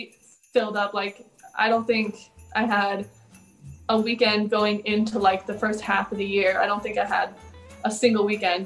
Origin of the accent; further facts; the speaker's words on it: Texas, United States; now in Chicago, United States; It was a little brief stop in my overall story, but I started in Texas.